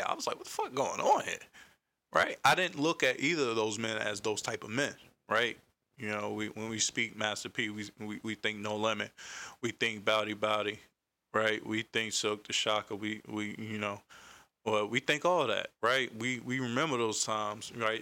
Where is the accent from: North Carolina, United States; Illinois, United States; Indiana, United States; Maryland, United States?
North Carolina, United States; Raleigh; I'm from Carolina, Raleigh to be exact, South Side to be exact